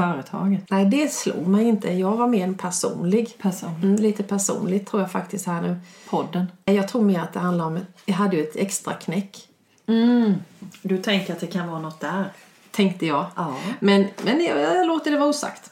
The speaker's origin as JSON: {"language": "Swedish", "town": "Urshult", "region": "Kronoberg County", "country": "Sweden", "said": "vi är från Urshult"}